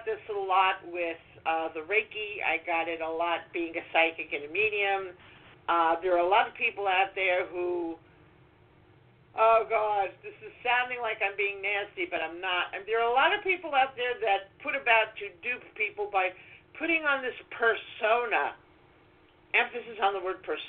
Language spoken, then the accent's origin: English; New York City, New York, United States; I'm from Brooklyn